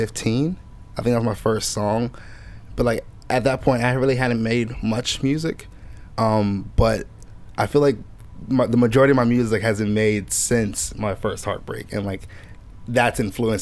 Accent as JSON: {"language": "English", "country": "Nigeria", "said": "I'm never just like, oh, I'm Nigerian, so let me make a Nigerian song."}